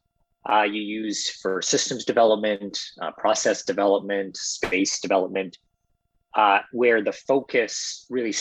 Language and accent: English; Lindsay, Ontario, Canada; also born or lived in Ottawa; now in Toronto, Canada; I grew up in Ontario, small town Lindsay